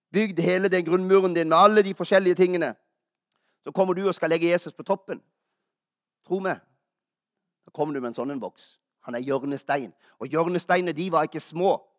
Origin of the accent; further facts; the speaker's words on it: Kristiansand, Agder, Norway; moved away; Jeg er jo fra Kristiansand.